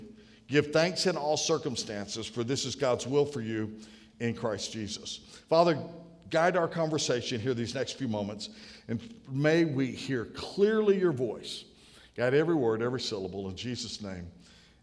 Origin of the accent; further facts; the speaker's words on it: North Carolina, United States; I'm from North Carolina